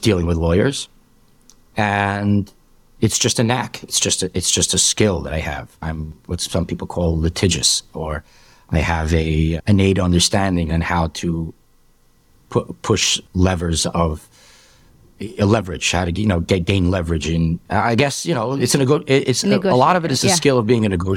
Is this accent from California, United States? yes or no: no; New York City, New York, United States; also born or lived in Marine Park, Brooklyn; I was born and raised in Borough Park.